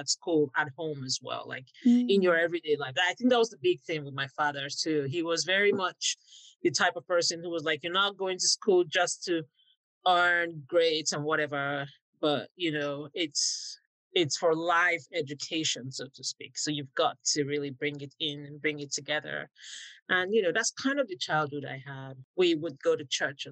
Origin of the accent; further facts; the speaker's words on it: Warri, Delta, Nigeria; I grew up in Warri in southern Nigeria.